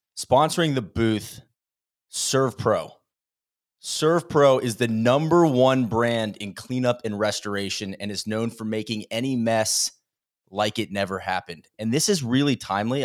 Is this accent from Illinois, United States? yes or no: no; Florida, United States; moved away; I come from Florida